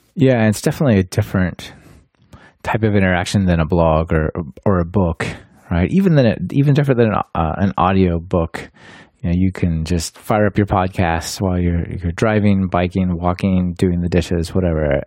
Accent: Portland, Oregon, United States; moved away as an adult; now in Germany; we are both from Portland

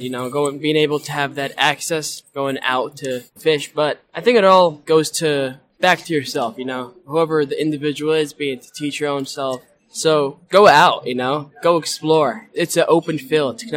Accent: Yemen; I'm from Yemen, but the whole thing is being able to adapt technology.

